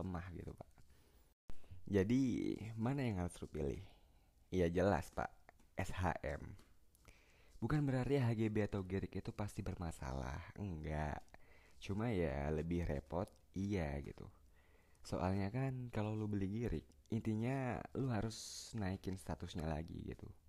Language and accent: Indonesian; Palembang, South Sumatra, Indonesia; di Palembang tepat kota gue